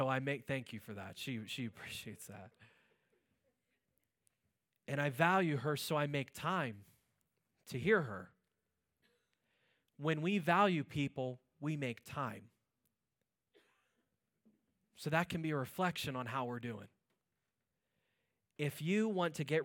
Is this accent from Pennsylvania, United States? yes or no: yes; Pittsburgh, Pennsylvania, United States; moved away; I'm originally from Pittsburgh